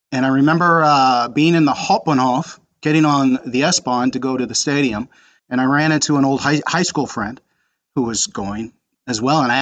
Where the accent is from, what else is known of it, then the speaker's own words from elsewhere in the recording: Frankfurt, Hesse, Germany; watching them present the Europa Cup uh, this past spring was it just brought back a flood of memories of growing up in Frankfurt.